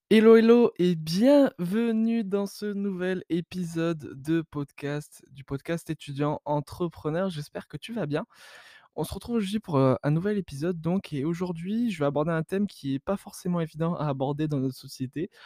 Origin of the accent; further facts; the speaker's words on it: France; dans laquelle je suis né, donc en France